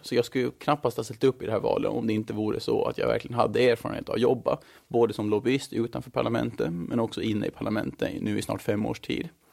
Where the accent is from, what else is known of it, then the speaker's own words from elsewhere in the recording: Mariehamn, Åland Islands; moved away as an adult; also born or lived in Stockholm, Sweden; now in Brussels, Belgium; Jag är född och uppvuxen i Mariehamn